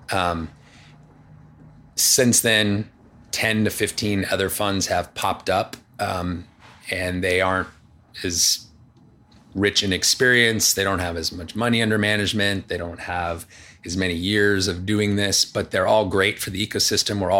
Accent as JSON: {"language": "English", "town": "Los Angeles", "region": "California", "country": "United States", "tie": "born or raised there", "said": "born, in, born and raised in Palisades."}